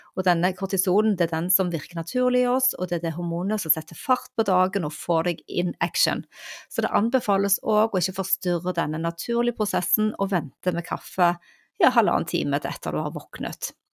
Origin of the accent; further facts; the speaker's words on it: Stavanger, Rogaland, Norway; hjembyen min